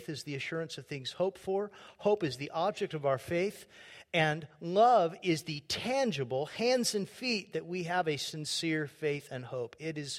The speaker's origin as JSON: {"language": "English", "region": "California", "country": "United States", "said": "She's from Southern Arkansas, and I was from Southern California."}